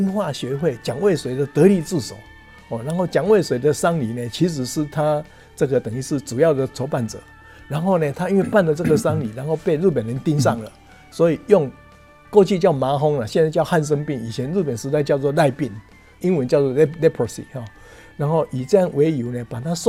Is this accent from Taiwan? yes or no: yes; Taiwan; 我们台湾人